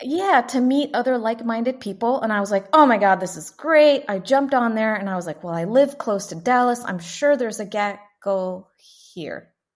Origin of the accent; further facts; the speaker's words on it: San Miguel de Allende, Guanajuato, Mexico; also born or lived in Atlanta, Georgia, United States; now in Fort Worth, United States; I'm originally from a little town in the middle of the mountains, um, about four hours north of Mexico City. It's about twenty-two hours from the border of the U S, and the town is called San Miguel de Allende in the state of Guanajuato